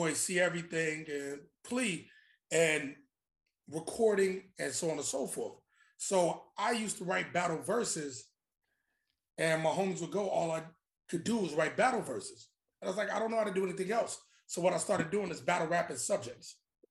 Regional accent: Chicago, Illinois, United States; also born or lived in Queens; now in Brooklyn, United States; growing up in Chicago

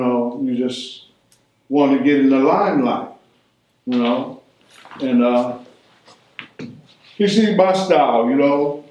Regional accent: Los Angeles, California, United States; I was born and raised out here.

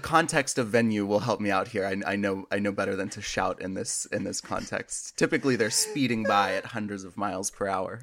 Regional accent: United States; now in Washington, D.C., United States; I am American.

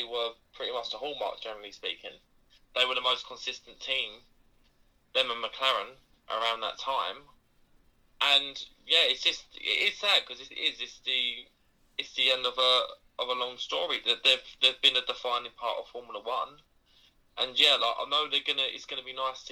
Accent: United Kingdom; as a British fan

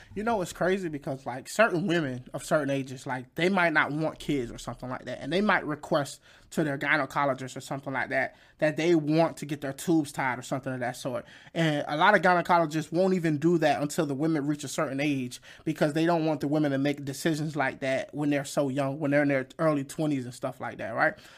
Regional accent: Fayetteville, North Carolina, United States; my hometown, Fayette, Fayetteville, North Carolina

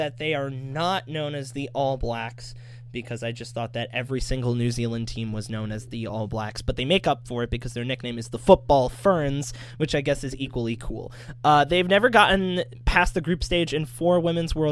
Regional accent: United States; me being an American

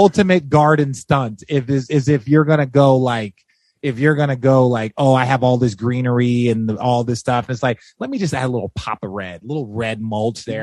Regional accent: Glendale, Arizona, United States; moved away as an adult; also born or lived in Los Angeles, California / Phoenix, Arizona; now in Hermosa Beach, United States; I grew up in Glendale, Arizona

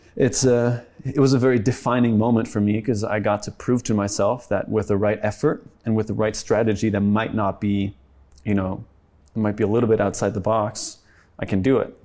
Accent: France; also born or lived in Sweden (family); now in United States; my family's Swedish, but I grew up in France

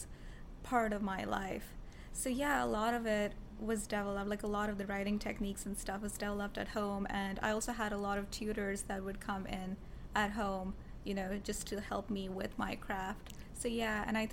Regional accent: Karachi, Sindh, Pakistan; moved away as an adult; now in United States; I was born in Karachi in Pakistan, and I've lived there for all of my life, actually, and I've come to the United States. It's only been 2 years

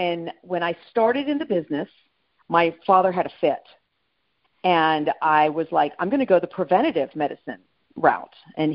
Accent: Madrid, Community of Madrid, Spain; also born or lived in California, United States; No, I'm actually a military brat. So I was born in California, raised in Madrid, and then lived all over the United States.

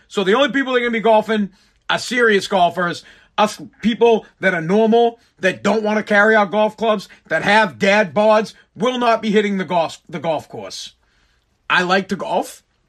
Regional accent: Massachusetts, United States; I am from Mass

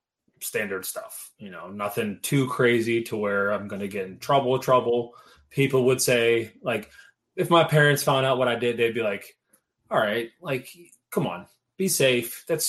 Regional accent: Pittsburgh, Pennsylvania, United States; born or raised there

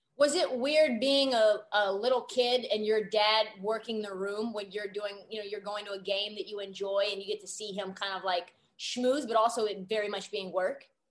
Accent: Portland, Oregon, United States; moved away as an adult; now in Los Angeles, United States; I grew up in Portland, went to Oregon

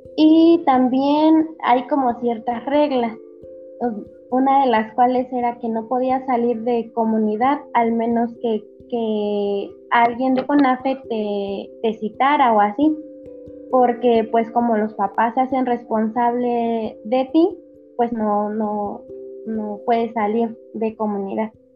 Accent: Querétaro, Mexico; also born or lived in Hidalgo; yo soy del estado de Querétaro, de un municipio de Querétaro

